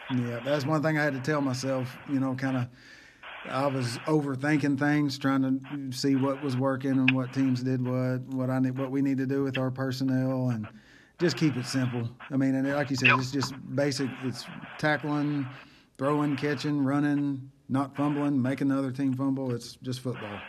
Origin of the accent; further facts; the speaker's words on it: Fox, Oklahoma, United States; growing up in Fox in the in the nineties